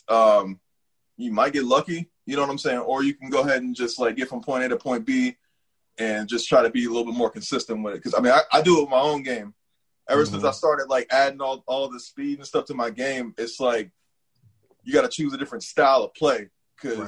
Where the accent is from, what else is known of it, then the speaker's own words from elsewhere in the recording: San Diego, California, United States; also born or lived in Cincinnati, Ohio; now in Washington D.C. area, United States; I grew up in San Diego, California, mm-hmm. and uh, a little bit of Cincinnati, Ohio.